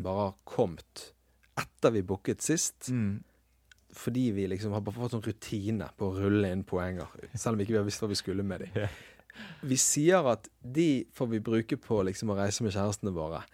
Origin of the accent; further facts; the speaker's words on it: Western Norway, Norway; det er som vestlending